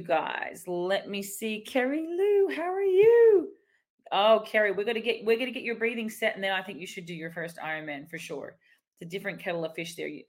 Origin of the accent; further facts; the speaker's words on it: Australia; even as an Aussie